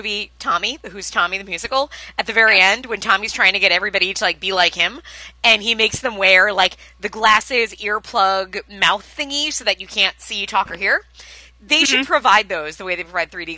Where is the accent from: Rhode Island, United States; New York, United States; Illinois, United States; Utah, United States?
New York, United States; Long Island; I'm from Long Island